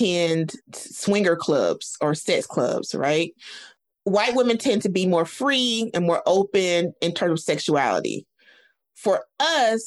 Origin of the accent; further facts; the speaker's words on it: the South, United States; I speak for Black women in the South because I'm from the South